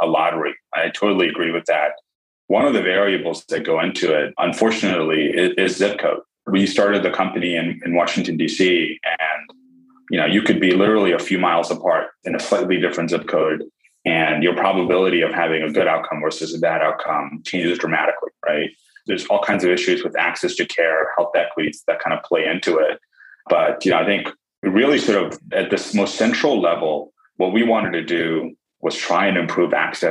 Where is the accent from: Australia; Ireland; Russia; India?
India; now in United States; I was born in India